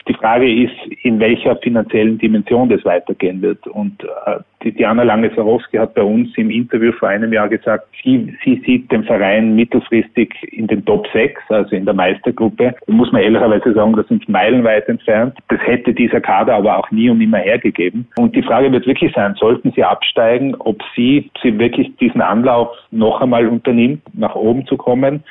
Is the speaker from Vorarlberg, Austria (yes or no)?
no; Tyrol, Austria; ich bin als Tiroler